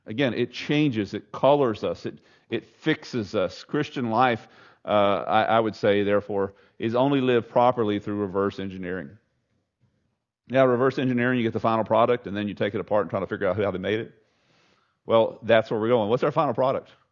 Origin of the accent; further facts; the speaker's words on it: Southeast Texas, United States; I grew up in Southeast Texas